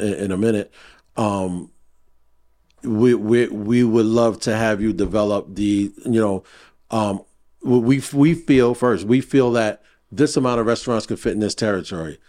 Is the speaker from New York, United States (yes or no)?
yes; New York City, New York, United States; I grew up in Brooklyn